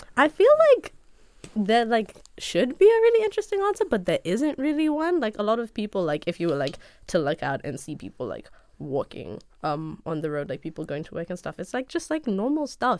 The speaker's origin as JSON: {"language": "English", "region": "Nairobi", "country": "Kenya", "tie": "born or raised there", "moved": "as an adult", "said": "Kenyan, born and raised. I was born in Kenya, grew up there, my entire life"}